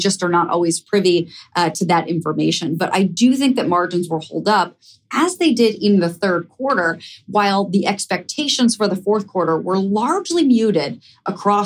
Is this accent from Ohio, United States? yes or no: yes; Ohio, United States; moved away as an adult; now in New York City, United States; I live in New York City, but I grew up in Ohio